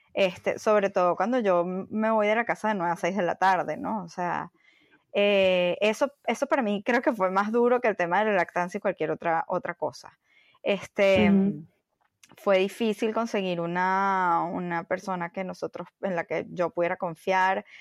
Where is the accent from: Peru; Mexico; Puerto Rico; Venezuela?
Venezuela; moved away as an adult; also born or lived in Bogotá, Colombia / Miami, United States; now in New York, United States; salí de Venezuela hace casi 12 años. Em, empecé en Caracas en una agencia de publicidad